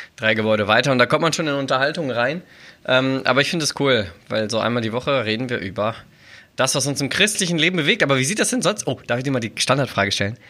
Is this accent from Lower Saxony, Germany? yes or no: yes; Braunschweig, Lower Saxony, Germany; bei uns in Braunschweig